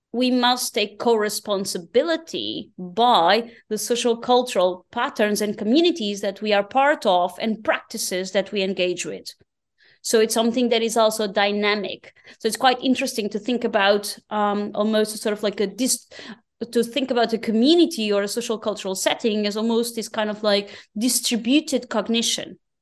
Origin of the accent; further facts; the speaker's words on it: Portugal; moved away as an adult; now in Berlin, Germany; growing up in Portugal